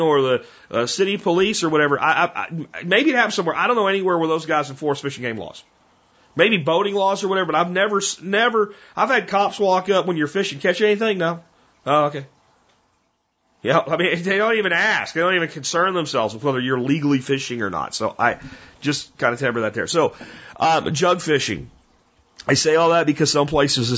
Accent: Pennsylvania, United States; also born or lived in Tarrant County, Texas; now in Texas, United States; I grew up in Pennsylvania in a township with one police officer

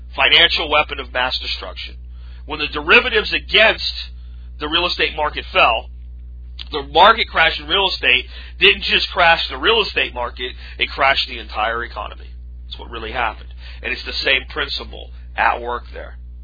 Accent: United States; I'm an American, damn it, and this is my home

